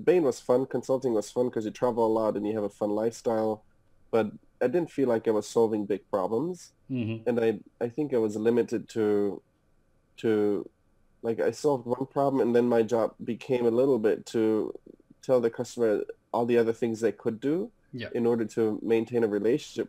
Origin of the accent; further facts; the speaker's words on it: Munich, Bavaria, Germany; moved away as an adult; also born or lived in Hamburg, Germany; now in United States; I'm from Germany originally, was born and raised in Munich. Moved to Hamburg with my parents